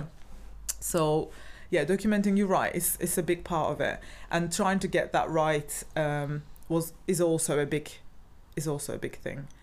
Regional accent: Turkey; now in Cardiff, United Kingdom; I'm originally from Turkey

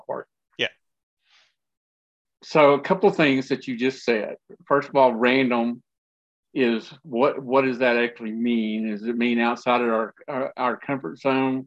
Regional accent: West Texas, United States; I grew up in West Texas

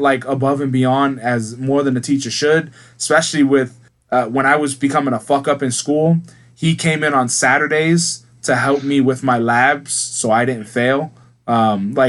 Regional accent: United States

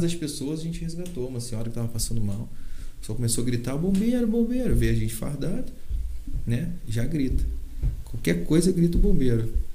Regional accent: Valença, Brazil; Eu nasci em Valença, eu amo Valença

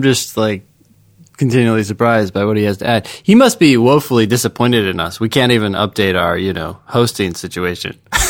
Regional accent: Louisiana, United States; I grew up in Louisiana and have had to explain this before.

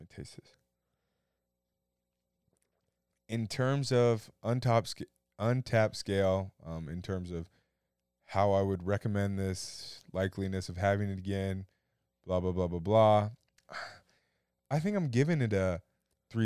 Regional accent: Iowa, United States; moved away; also born or lived in East Coast / West Coast; Shoot, I'm Midwestern boy from Iowa. Don't call me a farm boy because I'm not a farm boy. I have some farmer's blood in me. Don't get me wrong. But no. From Iowa, but I've kind of took a journey

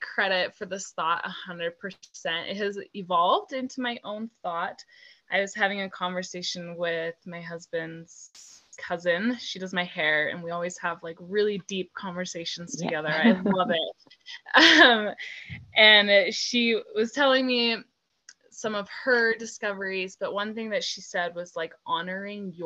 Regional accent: Utah, United States; also born or lived in Germany; So I'm originally from Germany. I moved to Utah as a little kid

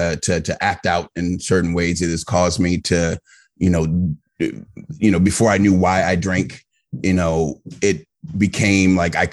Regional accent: Virginia, United States; also born or lived in Maryland; I was raised primarily in Northern Virginia, but I've lived in the DMV. So that's the district, Maryland and Virginia.

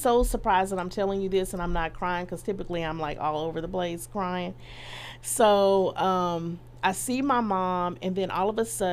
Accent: Dallas, Texas, United States; I'm from Dallas

